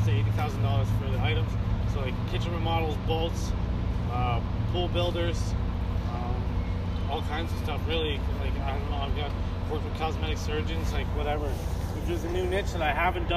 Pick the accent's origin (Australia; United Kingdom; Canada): Canada; I'm from Canada.